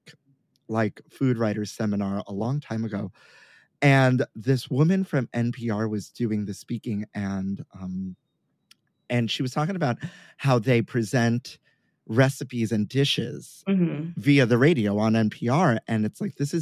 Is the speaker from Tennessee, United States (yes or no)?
no; New York City, New York, United States; growing up in Sunset Park, Brooklyn